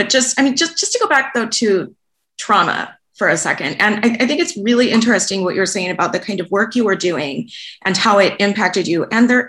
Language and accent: English; Los Angeles, California, United States; now in Vancouver, Canada; A woman who's a parent at my son's school in Los Angeles, I'm in Vancouver now, but we're from Los Angeles.